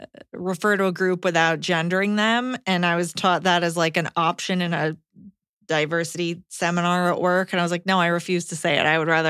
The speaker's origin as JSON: {"language": "English", "region": "New York", "country": "United States", "said": "I am from New York and have family in Texas."}